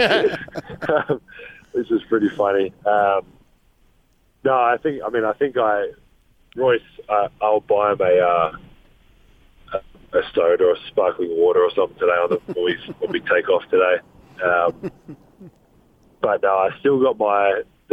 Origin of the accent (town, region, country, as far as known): Australia; accent: Australian